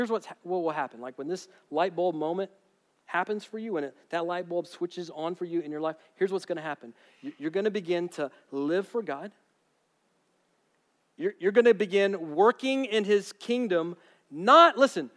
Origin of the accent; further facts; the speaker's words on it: United States; those of us who are here as Americans